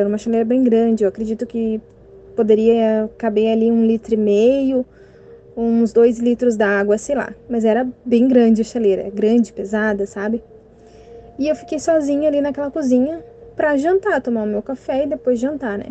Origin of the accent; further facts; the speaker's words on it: Cachoeirinha, Rio Grande do Sul, Brazil; eu sou aqui da cidade de Cachoeirinha, região metropolitana de Porto Alegre, no estado do Rio Grande do Sul.